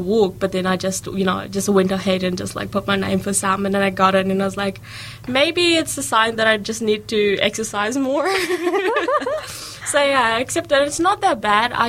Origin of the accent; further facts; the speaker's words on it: Auckland, New Zealand; moved away as an adult; now in Dunedin, New Zealand; I'm from Auckland originally.